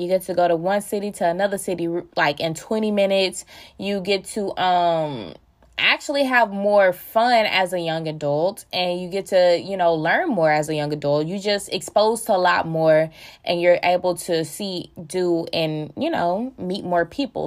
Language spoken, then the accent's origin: English; Tyler, Texas, United States; I am from Tyler, Texas